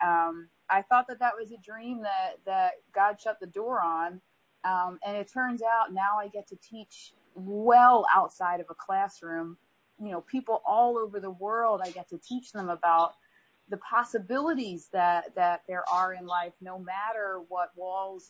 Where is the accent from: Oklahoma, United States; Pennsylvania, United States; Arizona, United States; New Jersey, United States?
Pennsylvania, United States; Philadelphia; We grew up in the Philly area. I'm a Philly girl through and through, my DNA and my bones